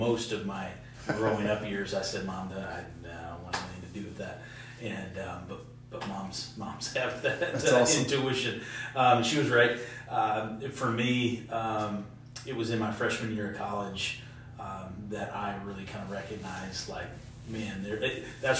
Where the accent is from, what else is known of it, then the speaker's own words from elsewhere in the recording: Kalamazoo, Michigan, United States; moved away; I'm originally from Southwest Michigan, Kalamazoo area